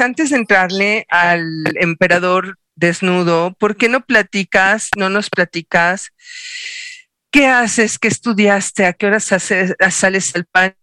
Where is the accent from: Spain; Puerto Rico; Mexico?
Mexico; Como buenos mexicanos hacemos una fiesta de tres días